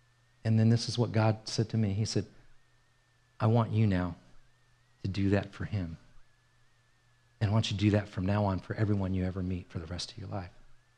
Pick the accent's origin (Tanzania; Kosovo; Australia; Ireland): Ireland; I'm Irish. I was born in Ireland.